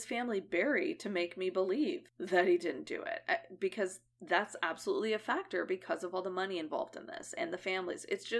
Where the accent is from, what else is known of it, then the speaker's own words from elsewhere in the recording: Edmond, Oklahoma, United States; he was in the town we grew up in Edmond.